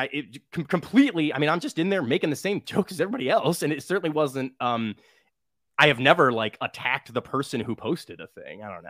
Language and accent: English; Midwest, United States; I'm from the Midwest